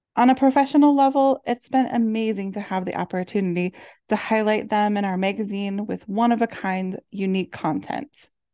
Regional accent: Midwest, United States; Growing up in the Midwest

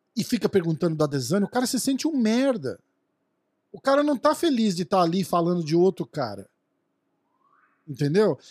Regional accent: Brazil; eu sou brasileiro

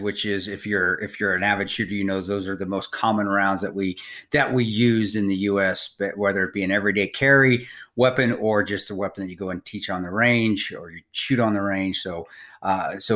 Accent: Paonia, Colorado, United States; moved away; living and growing up around Paonia, I know that they're just salt of the earth people, and it's a salt of the earth farm with my family still living in the Western Slope there

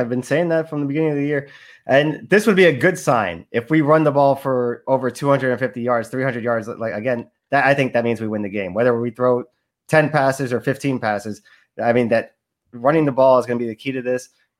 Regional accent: Sunrise, Florida, United States; He's from down here in Western High School. Weston was a city right next to the city I grew up in Sunrise. So always rooting for the 954 guys.

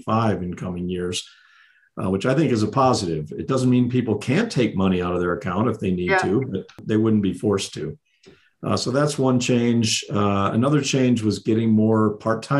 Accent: South Dakota, United States; moved away as an adult; now in Colorado, United States; I was born and raised in South Dakota

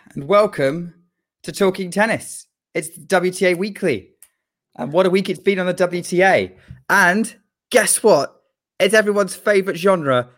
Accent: United Kingdom; as a British, uh, fan

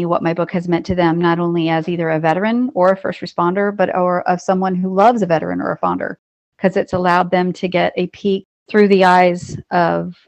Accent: North Carolina, United States; I am from North Carolina

